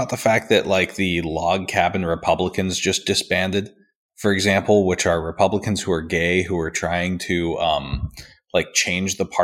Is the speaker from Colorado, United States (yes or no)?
no; Charleston, West Virginia, United States; I'm from Charleston, West